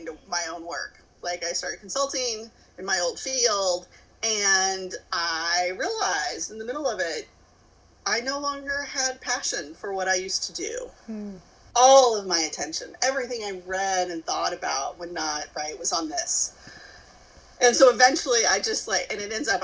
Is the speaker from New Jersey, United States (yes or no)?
no; Kentucky, United States; moved away; I'm originally from Kentucky, here in the States